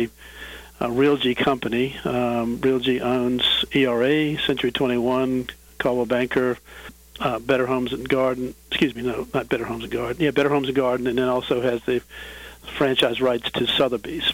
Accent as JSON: {"language": "English", "town": "Williamsburg", "region": "Virginia", "country": "United States", "tie": "born or raised there", "lives_now": "Richmond, United States", "said": "I grew up in Williamsburg, which is about 50 miles from here, and came to Richmond right out of college"}